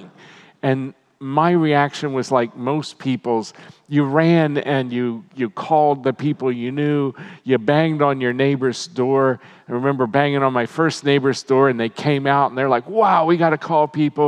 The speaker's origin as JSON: {"language": "English", "region": "Maryland", "country": "United States", "tie": "born or raised there", "said": "when I was a little kid, I grew up in Maryland, dairy farming country"}